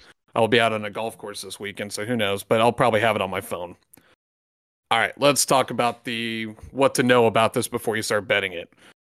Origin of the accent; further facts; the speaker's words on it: United States; I, like most Americans, I will bet every bowl game just because I'm an American and I can.